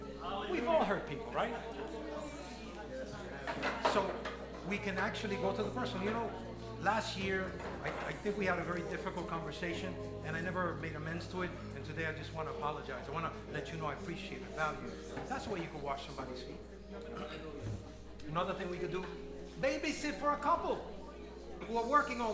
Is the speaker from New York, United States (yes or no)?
yes; New York, United States; moved away as an adult; now in Lancaster, United States; I'm born and raised in New York.